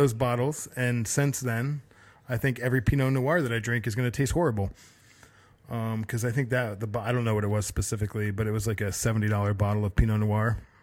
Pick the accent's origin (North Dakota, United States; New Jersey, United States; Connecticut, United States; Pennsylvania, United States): Connecticut, United States; I always found razor clam shells growing up in Connecticut on the coast